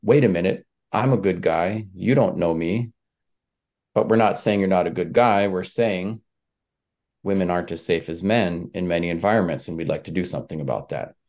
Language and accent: English; Leech Lake, northern Minnesota, United States; I come from Leech Lake, which is one of a number of Ojibwe, uh, reservations, mines in northern Minnesota.